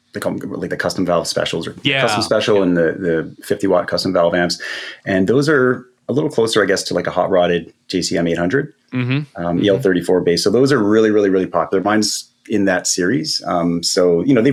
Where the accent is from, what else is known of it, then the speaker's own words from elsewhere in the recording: Canada; I'm Canadian